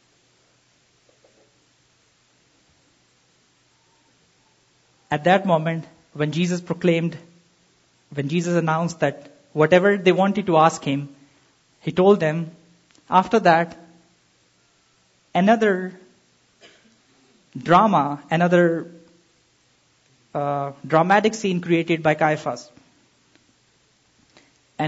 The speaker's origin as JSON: {"language": "English", "country": "Pakistan", "said": "I'm from Pakistan"}